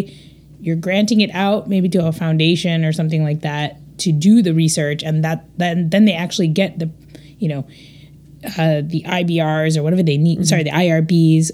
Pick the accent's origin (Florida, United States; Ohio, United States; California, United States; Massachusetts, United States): Ohio, United States; Cleveland; I'm from Cleveland, Ohio